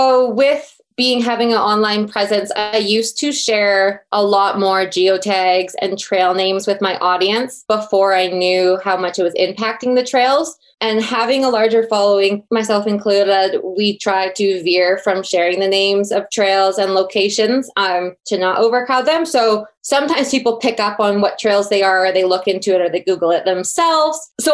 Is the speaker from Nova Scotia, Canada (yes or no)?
no; Red Deer, Alberta, Canada; Everyone just assumes I'm from Calgary or from Banff. So I've really started to talk more about Red Deer in my stories.